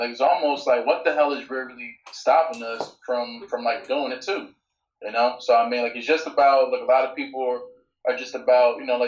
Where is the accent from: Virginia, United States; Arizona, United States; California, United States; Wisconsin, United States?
Virginia, United States; Norfolk; growing up in Virginia, particularly like Norfolk